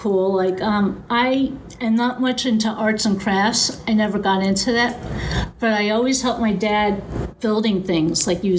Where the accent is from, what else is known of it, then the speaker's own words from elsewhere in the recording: New York City, New York, United States; moved away; I grew up in the New York City area.